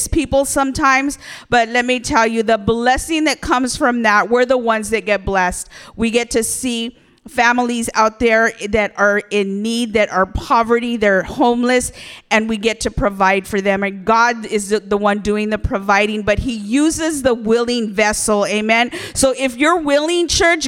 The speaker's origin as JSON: {"language": "English", "town": "Buena Park", "region": "California", "country": "United States", "tie": "born or raised there", "moved": "yes", "lives_now": "Bakersfield, United States", "said": "we were raised in Buena Park"}